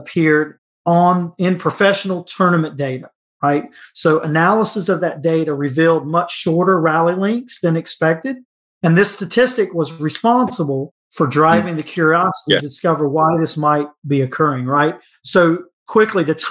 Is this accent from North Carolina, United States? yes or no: yes; Cary, North Carolina, United States; Cary, North Carolina, which is my hometown